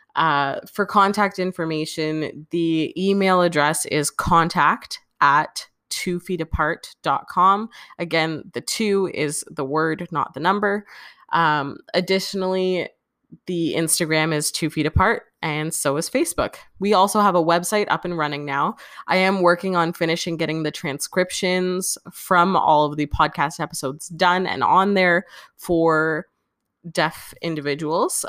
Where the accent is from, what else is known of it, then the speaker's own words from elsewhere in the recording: Canada; I'm Canadian